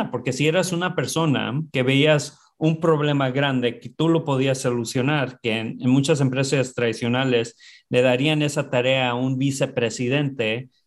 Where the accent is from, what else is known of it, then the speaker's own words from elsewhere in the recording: Oxnard, California, United States; born there; Sí, nací en California, en el sur de California, un lugar que se llama Oxnard, ah, que está como a 40 minutos de Los Ángeles en, la costa